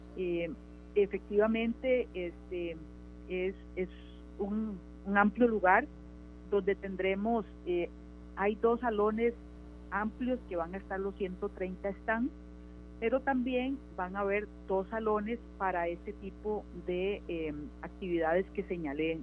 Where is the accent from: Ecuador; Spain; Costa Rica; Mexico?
Costa Rica; Nosotros eh, como país